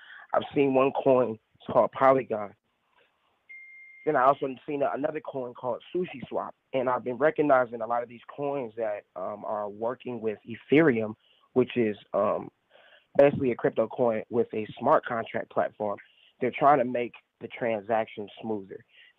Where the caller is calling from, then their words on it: Atlanta, Georgia, United States; I'm reporting from Atlanta, Georgia.